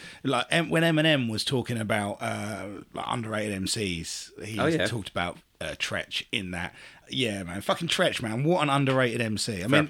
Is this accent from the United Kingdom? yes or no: yes; England, United Kingdom; I am an English person